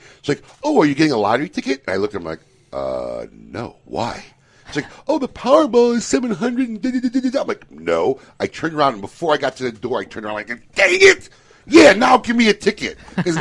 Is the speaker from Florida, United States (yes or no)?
no; Chicago, Illinois, United States; I grew up in Chicago